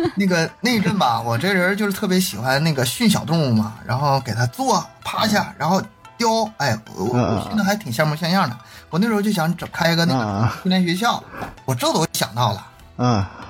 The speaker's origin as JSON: {"language": "Chinese", "region": "Northeast China", "country": "China", "said": "因为我也是东北人， 我普通话也不好"}